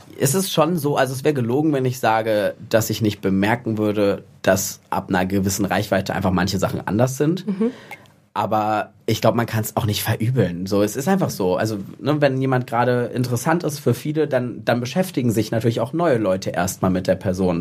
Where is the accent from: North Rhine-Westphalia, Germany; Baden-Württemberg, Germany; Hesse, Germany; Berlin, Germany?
North Rhine-Westphalia, Germany; Cologne; ich komme aus Köln, bin jetzt in Düsseldorf verbotenerweise